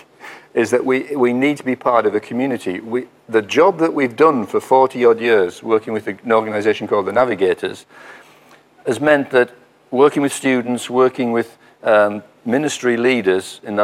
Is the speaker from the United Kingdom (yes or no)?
yes; County Durham, North East England, United Kingdom; moved away as an adult; also born or lived in Leicester; now in Scarborough, United Kingdom; We're from County Durham originally. Our family are in County Durham, and we are Northerners